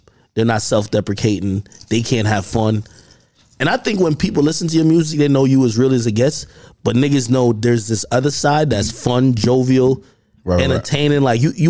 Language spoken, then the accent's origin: English; Jamaica; now in United States; I'm from Jamaica